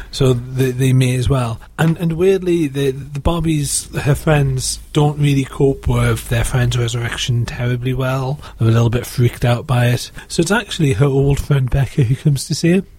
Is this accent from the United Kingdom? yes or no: yes; United Kingdom; I'm British